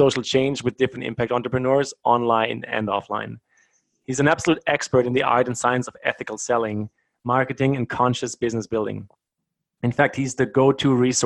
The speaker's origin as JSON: {"language": "English", "region": "Bavaria", "country": "Germany", "tie": "born or raised there", "accent": "German", "moved": "yes", "said": "I grew up in Germany, though. I was born really close to Munich."}